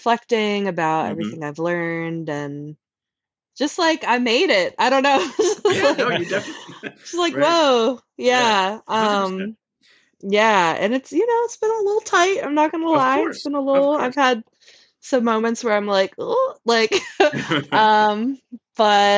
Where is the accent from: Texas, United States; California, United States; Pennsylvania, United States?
Pennsylvania, United States; Northampton County; also born or lived in Asheville; now in Philadelphia, United States; cause I'm from Northampton County.